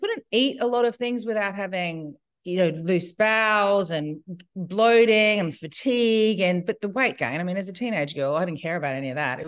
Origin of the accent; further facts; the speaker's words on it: Brisbane, Queensland, Australia; now in Byron Bay, Australia; I grew up in Brisbane in the 60s, 70s, 80s